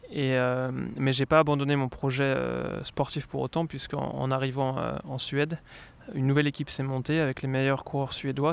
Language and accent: French; Lyon, Auvergne-Rhône-Alpes, France; moved away as an adult; now in Sweden; je viens de Lyon